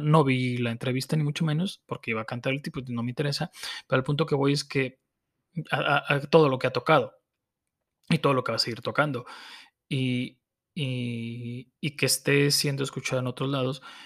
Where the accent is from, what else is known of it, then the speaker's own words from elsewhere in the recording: Mexico; como mexicanos